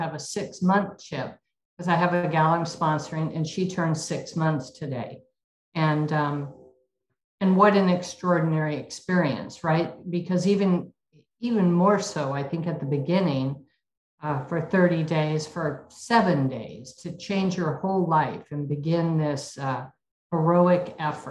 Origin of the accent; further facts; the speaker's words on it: Spokane, Washington, United States; I was born and raised in Spokane, Washington